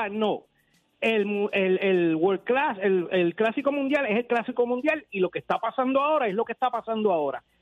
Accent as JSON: {"language": "Spanish", "country": "Puerto Rico", "tie": "born or raised there", "moved": "yes", "lives_now": "Orlando, United States", "said": "y yo soy puertorriqueño por si acaso, porque dije que soy que vivo en Orlando, pero yo, yo nací y me crié en Puerto Rico."}